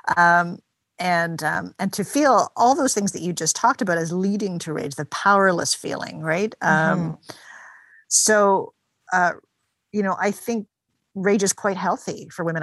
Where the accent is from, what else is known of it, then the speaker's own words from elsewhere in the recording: Toronto, Ontario, Canada; now in St. John's, Canada; I'm from Toronto